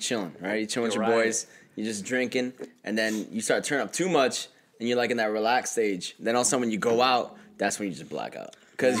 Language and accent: English; New York, United States; also born or lived in Puerto Rico; now in Vacaville, United States; Listen, I'm from New York, bro.